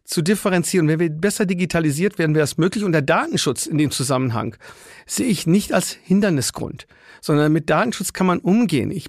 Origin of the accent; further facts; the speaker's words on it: Würzburg, Bavaria, Germany; bei mir in meiner Heimat Würzburg, in den den Pflege- und Altenheimen